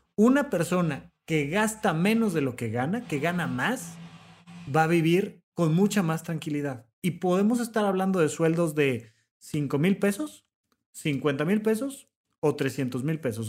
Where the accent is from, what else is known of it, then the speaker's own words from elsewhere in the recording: Mexico; tenemos como mexicanos